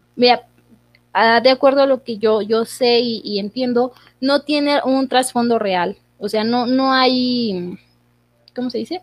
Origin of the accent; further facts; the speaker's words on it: Mexico; nosotros como mexicanos